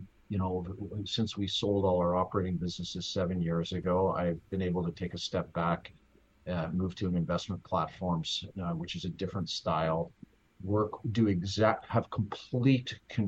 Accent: Saskatchewan, Canada; I grew up in Saskatchewan.

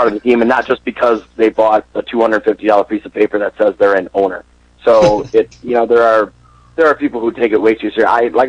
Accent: outside of Madison, southern Wisconsin, United States; moved away as an adult; now in Minnesota, United States; when you're born and raised in southern Wisconsin, right, I grew up right outside of Madison

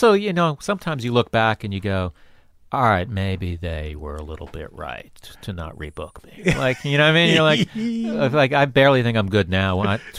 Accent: Florida, United States; I lived there. I moved there when I was 8, but I lived in the Broward County

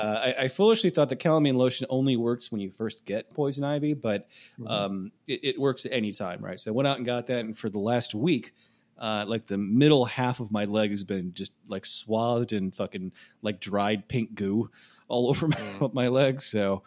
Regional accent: Midwest, United States; especially I know when you get poison ivy a lot growing up in the Midwest, you know what it looks like.

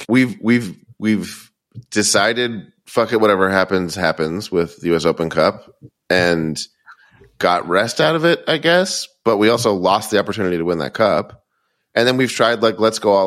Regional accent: East Coast, United States; now in Los Angeles, United States; We're from the East Coast

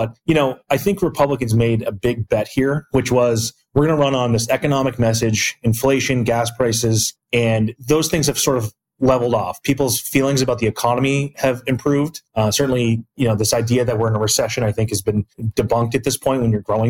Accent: New Hampshire, United States; I'm from New Hampshire.

